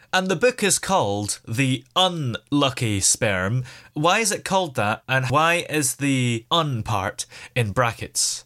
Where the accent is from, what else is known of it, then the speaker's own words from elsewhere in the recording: United Kingdom; as a Brit